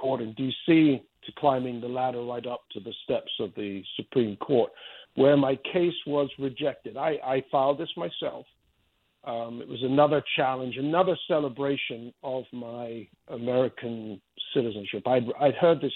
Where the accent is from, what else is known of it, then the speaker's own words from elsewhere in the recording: Spain; now in United States; I grew up in Spain where it's just a completely different world